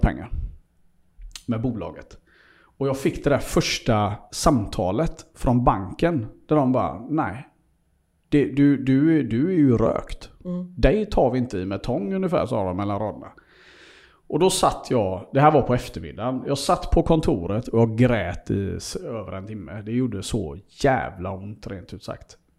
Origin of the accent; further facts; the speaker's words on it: Seychelles; now in Sweden; jag är ju född i Seychellerna och är där väldigt mycket